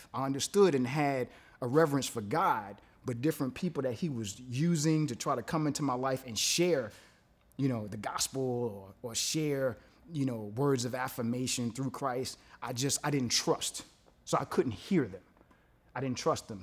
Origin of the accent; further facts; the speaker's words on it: New York City, New York, United States; I'm from Brooklyn